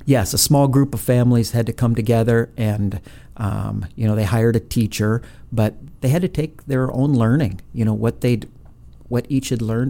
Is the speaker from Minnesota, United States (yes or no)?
yes; Brainerd, Minnesota, United States; moved away; I actually was born and raised in Minnesota